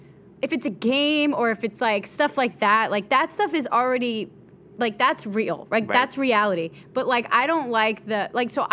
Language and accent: English; Bronx, New York, United States; I came from the Bronx. I'm an educated mofo.